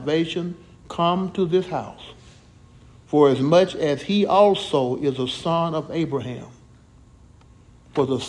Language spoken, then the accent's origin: English; Jackson, Mississippi, United States; when I was growing up in Jackson, Mississippi, my hometown, we used to walk to school